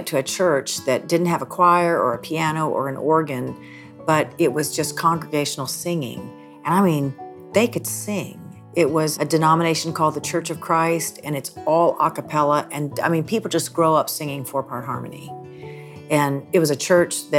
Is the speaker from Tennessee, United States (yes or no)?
yes; Nashville, Tennessee, United States; I grew up in Nashville, Tennessee, the youngest of four girls